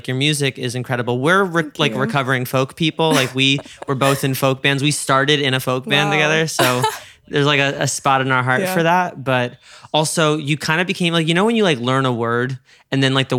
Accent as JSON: {"language": "English", "country": "United States", "said": "I'm from the suburbs outside New York."}